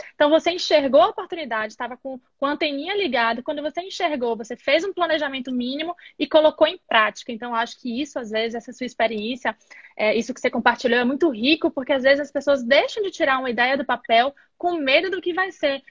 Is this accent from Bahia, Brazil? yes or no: yes; Bahia, Brazil; moved away as an adult; now in United States; eu sou da Bahia